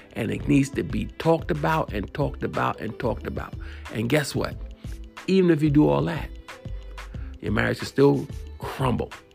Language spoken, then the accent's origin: English; New York City, New York, United States; I'm from New York City